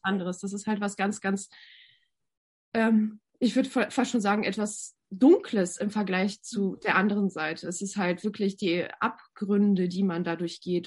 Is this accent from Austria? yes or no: no; Novosibirsk, Novosibirsk Oblast, Russia; moved away; Ich bin ja in Sibirien geboren, im Novosibirsk.